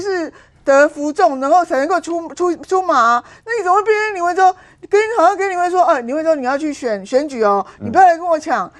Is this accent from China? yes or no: no; Taiwan; 可是你为什么不顾及我们台湾人民的感受呢？